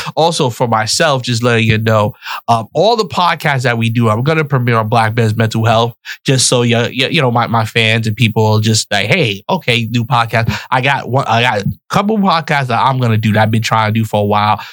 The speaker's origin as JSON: {"language": "English", "town": "New York City", "region": "New York", "country": "United States", "tie": "born or raised there", "also_born_or_lived": "West Palm Beach, Florida", "moved": "as an adult", "said": "I'm from the Bronx, New York, mm-hmm. born, raised on welfare in the projects."}